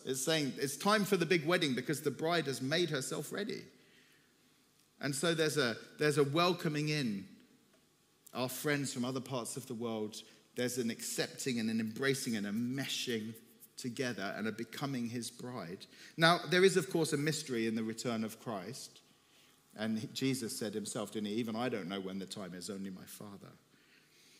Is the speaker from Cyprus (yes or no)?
yes; Cyprus; moved away as an adult; also born or lived in Turkey; I'm from Cyprus, from the Greek side